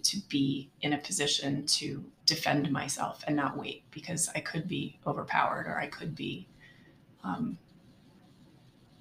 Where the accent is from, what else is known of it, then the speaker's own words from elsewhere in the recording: Pocono Mountains, northeastern Pennsylvania, United States; I grew up in northeastern Pennsylvania in the Pocono Mountains